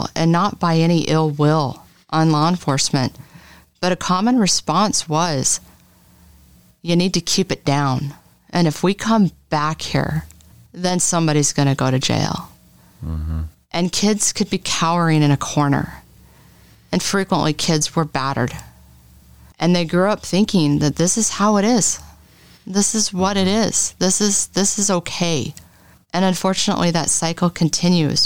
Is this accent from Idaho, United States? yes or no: yes; Boise, Idaho, United States; So originally, I'm a native. I'm from the Boise area